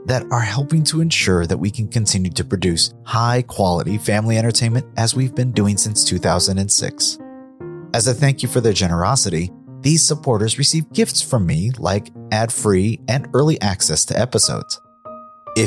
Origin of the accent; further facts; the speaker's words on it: United States; As an American